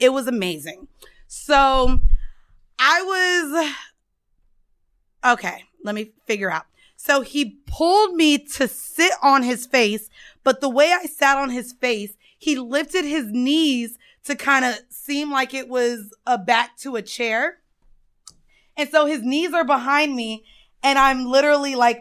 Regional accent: the South, United States; because we are from the South

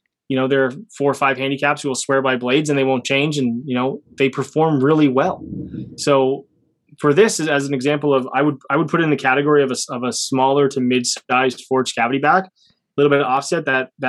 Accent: Canada; Being Canadian

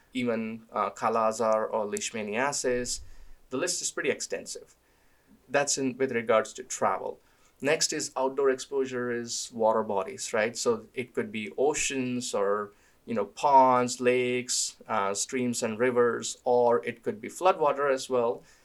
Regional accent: India; moved away; I grew up in India

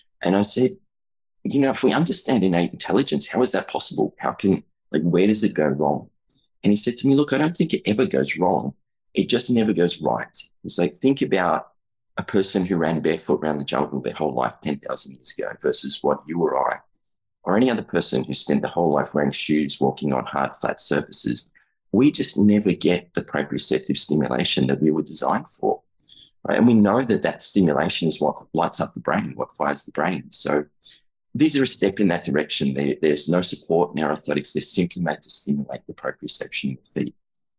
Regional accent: Australia; I'm an Australian chiropractor, about 20 years in practice there, a little more.

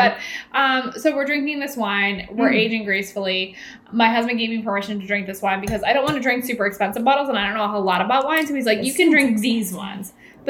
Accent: Massachusetts, United States; Reagan's originally from New Jersey and I'm from Massachusetts

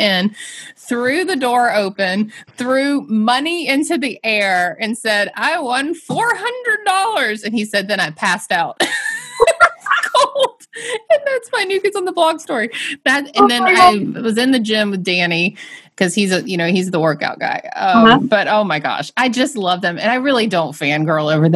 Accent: Atlanta, Georgia, United States; moved away as an adult; also born or lived in the South; now in Boston, United States; I'm from Atlanta

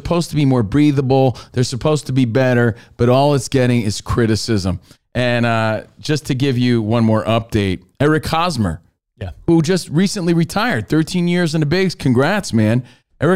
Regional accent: East Coast, United States; moved away; we're from the East Coast

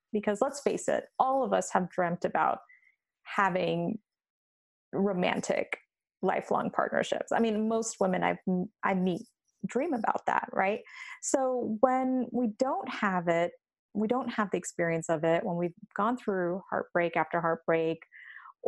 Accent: India; we're both Indian

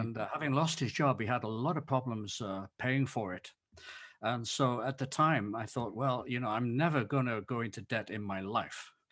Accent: England, United Kingdom; moved away as an adult; now in Leiden, Netherlands; I'm an Englishman

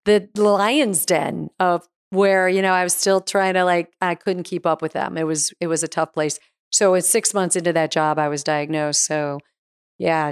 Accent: Arizona, United States; moved away; also born or lived in New York; I was from Arizona, so I was a West Coast girl originally.

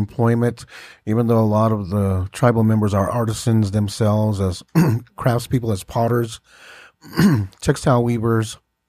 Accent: Old Oraibi, Arizona, United States; living in northeastern Arizona on the Hopi Reservation

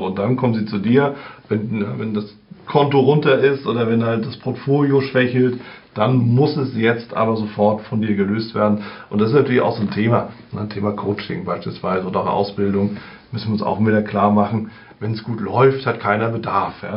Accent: Germany; bei uns in Deutschland

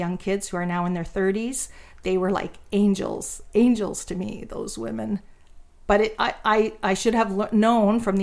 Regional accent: Ontario, Canada; moved away; we are from Ontario, so we knew the town we were going back

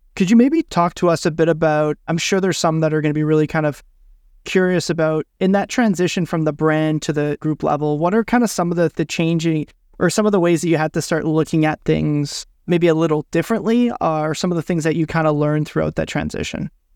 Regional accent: Ottawa, Ontario, Canada; the university in my hometown

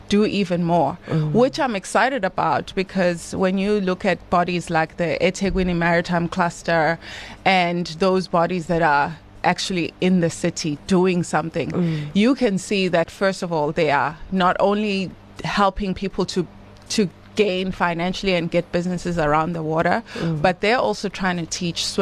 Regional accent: Estcourt, KwaZulu-Natal, South Africa; born or raised there; also born or lived in Durban

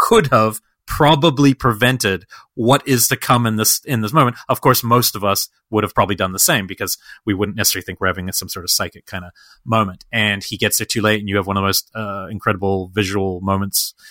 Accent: New Zealand; When I was 21, I don't know, I was visiting from New Zealand

